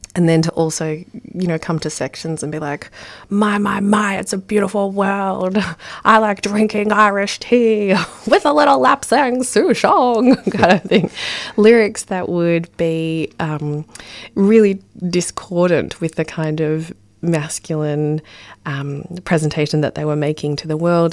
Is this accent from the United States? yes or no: no; Ballarat, Victoria, Australia; I grew up in Ballarat